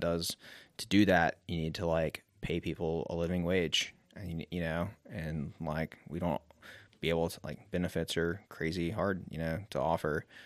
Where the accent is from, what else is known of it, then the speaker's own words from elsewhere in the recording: Mobile, Alabama, United States; moved away as an adult; now in Asheville, United States; I grew up on the Gulf Coast in Mobile, Alabama. Um, and I moved here when I was eighteen to ride mountain bikes.